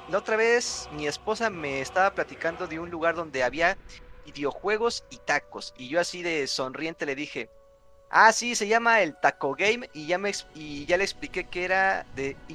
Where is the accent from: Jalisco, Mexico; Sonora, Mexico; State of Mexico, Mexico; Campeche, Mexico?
State of Mexico, Mexico; Santa María Tonatitla; aprovechando que toda la semana pasada celebraron la feria de mi pueblo, Santa María Tonatitla